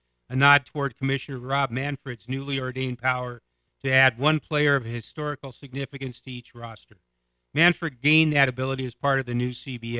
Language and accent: English; West Coast, United States; moved away; But I grew up on the West Coast.